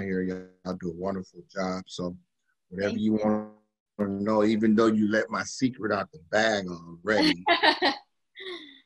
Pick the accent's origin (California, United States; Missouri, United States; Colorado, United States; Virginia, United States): California, United States; Oakland; I was born and raised in Oakland, California, West Oakland, California, to be exact